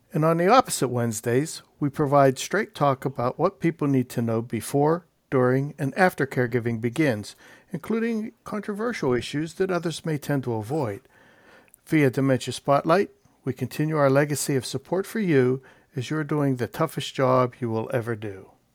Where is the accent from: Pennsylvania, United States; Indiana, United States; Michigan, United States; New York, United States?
Pennsylvania, United States; Pittsburgh; I'm from Pittsburgh